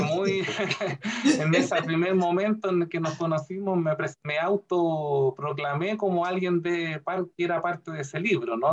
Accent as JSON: {"language": "Spanish", "town": "Curicó", "region": "Maule", "country": "Chile", "tie": "born or raised there", "said": "Yo me fui nacido y criado en Curicó, mi ciudad natal"}